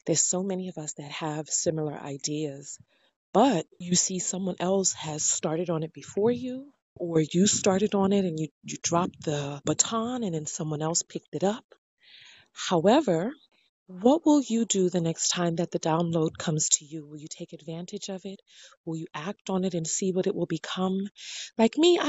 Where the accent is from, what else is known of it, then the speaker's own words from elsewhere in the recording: New York City, New York, United States; I'm from New York City